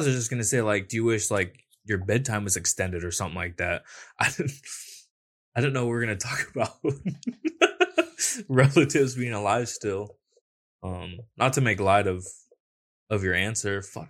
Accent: Montana, United States; I grew up in Montana.

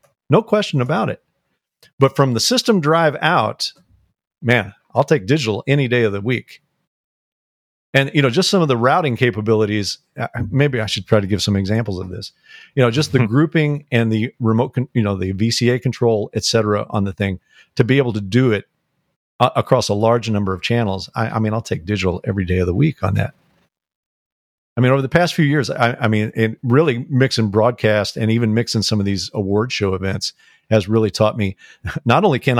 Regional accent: St. Louis, Missouri, United States; I grew up in St. Louis

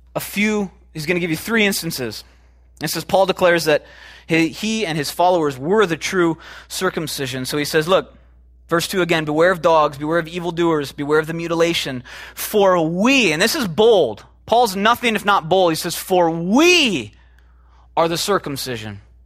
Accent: Chicago, Illinois, United States; moved away; I'm from Chicago originally

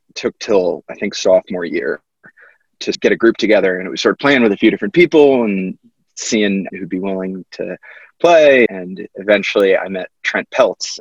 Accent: Connecticut, United States; I grew up in Connecticut

